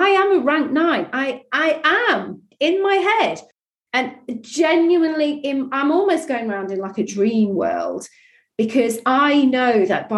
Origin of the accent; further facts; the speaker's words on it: Yorkshire and the Humber, United Kingdom; I grew up in Yorkshire